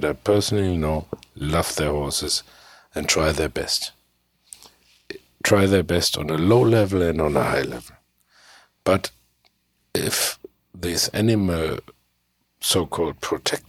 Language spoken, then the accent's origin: English; Germany; English is a second language; my English, I'm from Germany, it's not good enough.